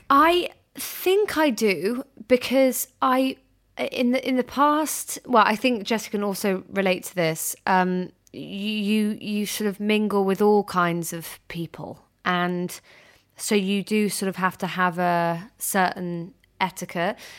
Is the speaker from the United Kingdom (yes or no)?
yes; United Kingdom; I'm this British girl